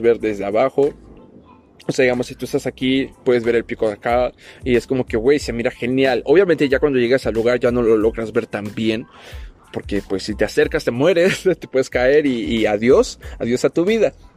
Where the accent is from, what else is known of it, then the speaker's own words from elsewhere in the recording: Tapachula, Chiapas, Mexico; moved away; cuando todavía vivía en mi pueblito, en mi ciudad Tapachula, Chiapas, México